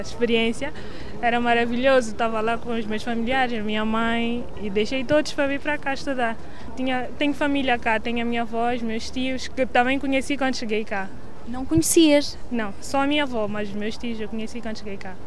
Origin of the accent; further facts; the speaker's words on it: Maputo, Mozambique; moved away as an adult; now in Lisbon, Portugal; Nasci em Moçambique, Maputo. Tinha 18 anos quando eu vim para cá.